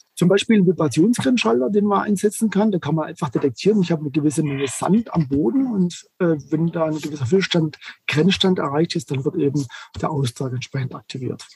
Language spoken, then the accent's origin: German; Germany; bei uns in Deutschland